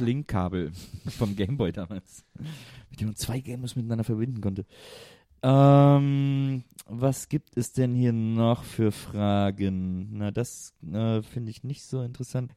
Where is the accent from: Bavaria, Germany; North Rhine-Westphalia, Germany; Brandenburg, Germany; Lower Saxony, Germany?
North Rhine-Westphalia, Germany; Cologne; moved away; bei uns in Köln